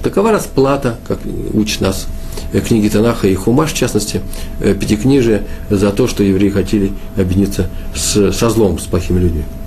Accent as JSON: {"language": "Russian", "region": "Moscow", "country": "Russia", "said": "Я, москвич"}